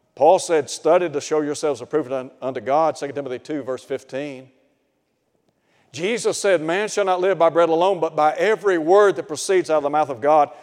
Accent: Chattanooga, Tennessee, United States; I grew up in Chattanooga. And I lived in a suburb called East Ridge.

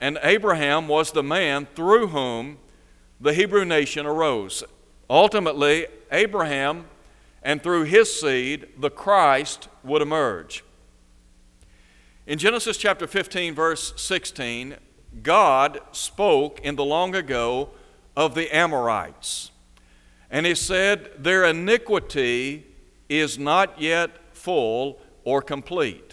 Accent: United States; We are American citizens

